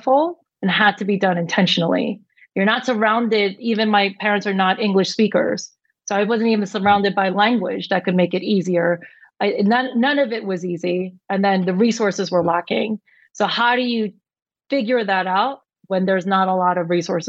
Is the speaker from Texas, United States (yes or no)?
no; New York, United States; I was born and raised in New York